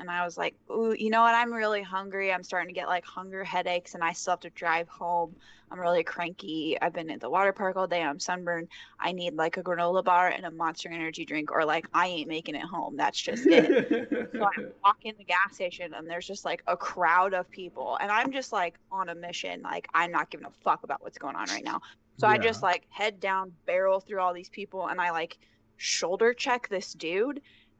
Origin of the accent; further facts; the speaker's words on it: Omaha, Nebraska, United States; So we are from Omaha, so Kansas City is not that far away.